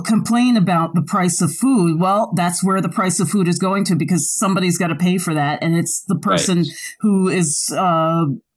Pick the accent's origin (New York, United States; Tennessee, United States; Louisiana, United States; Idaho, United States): New York, United States; I'm from New York.